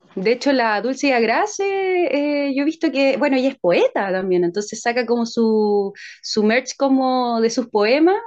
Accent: San Bernardo, Santiago Metropolitan Region, Chile; soy de Santiago de Chile y soy cantante, compositora y actriz chilena

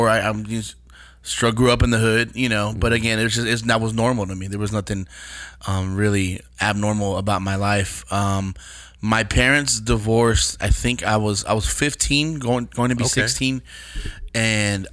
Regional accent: Austin, Texas, United States; also born or lived in San Antonio, Texas; I born and raised in Texas. I was born in San Antonio, raised in Austin, and then moved back to San Antonio as a teenager.

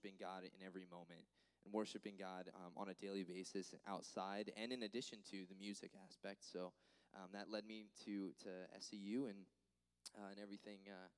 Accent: Florence, New Jersey, United States; Yeah, so I'm originally from Florence, New Jersey, so from the north.

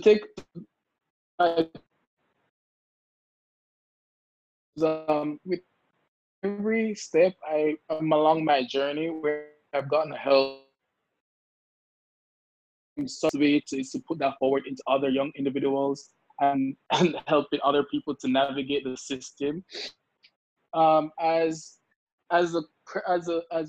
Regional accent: Kingston, Jamaica; moved away as an adult; also born or lived in Washington, D.C., United States; now in United States; I am from Kingston, Jamaica, and I came to America in 2016 in the hopes of like furthering my education

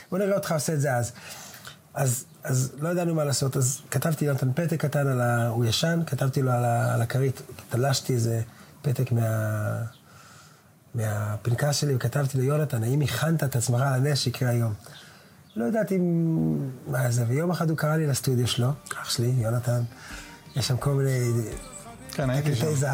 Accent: Jerusalem, Jerusalem District, Israel; אני אסיר תודה גם שגדלתי בשכונה הזאת

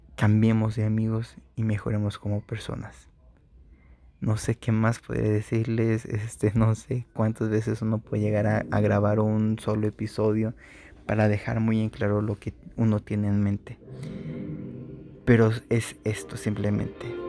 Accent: Mexico; sea mexicano y que esté en un lugar donde hay puros mexicanos o mayormente somos mexicanos

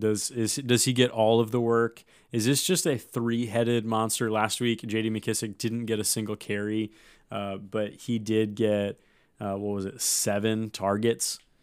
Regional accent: Davenport, Iowa, United States; moved away; I am from Davenport. Love Davenport. Love it enough to never go back, really

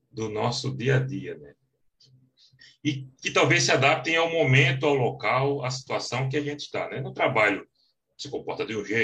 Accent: Northeast Region, Brazil; accent: Northeastern Brazilian; com o meu sotaque bem carregado nordestino, que eu não imaginava que tinha.

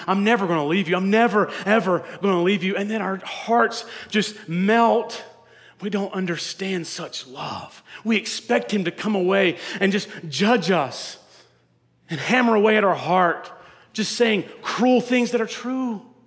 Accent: North Carolina, United States; the last Mohicans was filmed in my hometown.

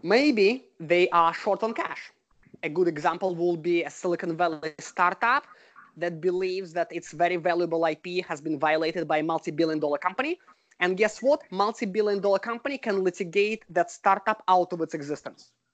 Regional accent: Russia; moved away as an adult; now in United States; I'm originally from Russia and I was trained in Russia as a lawyer. I came to the US about 15 years ago.

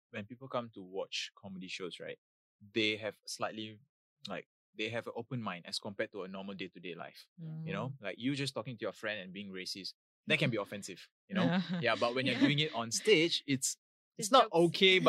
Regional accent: India; now in Singapore; I'm an Indian, so it's back to my homeland, and I was having an Indian passport

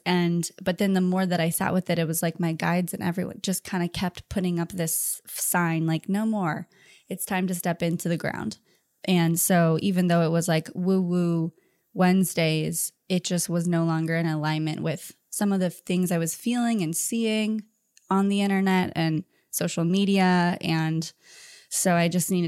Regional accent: Orange County, California, United States; also born or lived in Thousand Oaks, California; I grew up in Orange County

